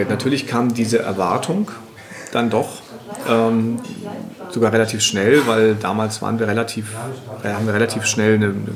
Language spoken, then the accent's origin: German; Altona, Hamburg, Germany; ich komme aus {S0} Altona